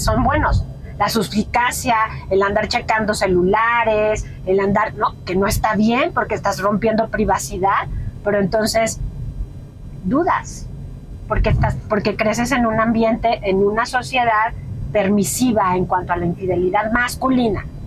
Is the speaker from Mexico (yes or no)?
yes; Mexico; en mi país, que es México